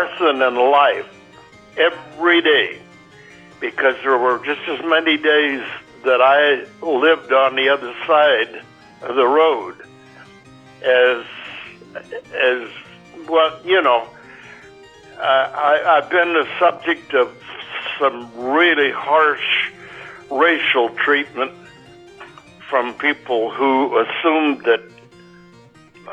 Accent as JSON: {"language": "English", "town": "Arlington", "region": "Oregon", "country": "United States", "tie": "born or raised there", "moved": "yes", "said": "it's the closest I'm going to get to my hometown today"}